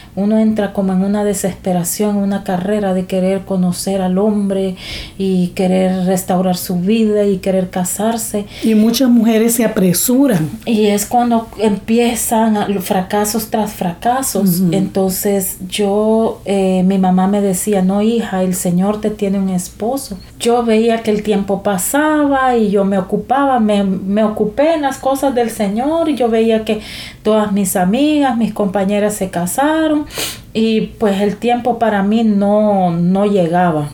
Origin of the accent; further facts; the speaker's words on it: El Salvador; moved away as an adult; now in San Pedro Sula, Honduras; soy originaria de El Salvador, pero desde hace 16 años vivo acá en San Pedro Sula, Honduras